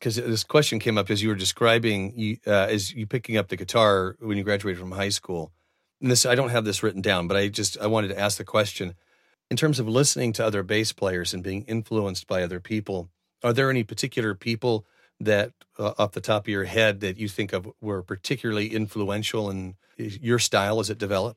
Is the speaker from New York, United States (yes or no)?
no; Oregon, United States; I grew up here in Oregon